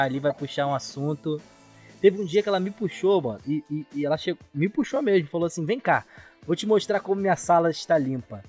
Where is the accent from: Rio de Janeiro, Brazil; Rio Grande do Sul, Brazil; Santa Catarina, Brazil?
Rio de Janeiro, Brazil; São Gonçalo; eu sou de São Gonçalo, aqui não tem trem e tal